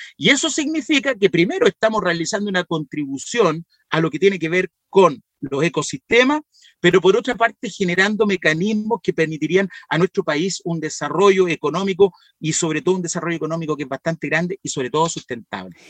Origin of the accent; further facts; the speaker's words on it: Valparaíso, Chile; Y si nos vamos más hacia la cordillera, que es de donde soy yo